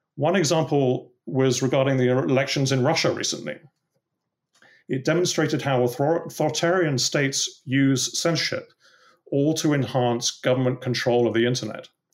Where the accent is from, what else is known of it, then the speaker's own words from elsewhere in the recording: England, United Kingdom; you can probably tell from my accent that I, uh, grew up in England